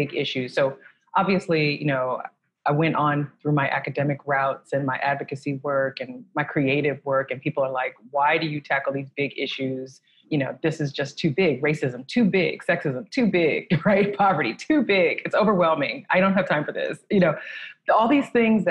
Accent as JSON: {"language": "English", "town": "San Francisco", "region": "California", "country": "United States", "tie": "born or raised there", "said": "I'm from San Francisco, California, and I grew up in a city that's very different than the city it is today"}